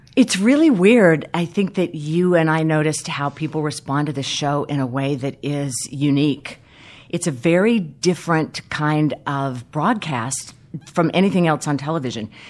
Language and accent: English; South Carolina, United States; when I was a young girl uh, in the South, I grew up in South Carolina